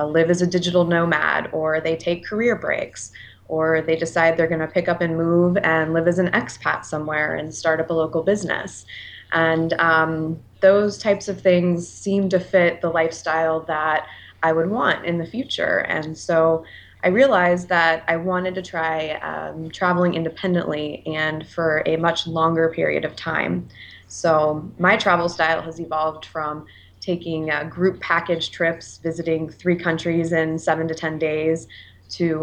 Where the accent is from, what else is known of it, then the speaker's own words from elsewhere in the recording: Columbus, Ohio, United States; I am from the Midwestern part of the United States, specifically Columbus, Ohio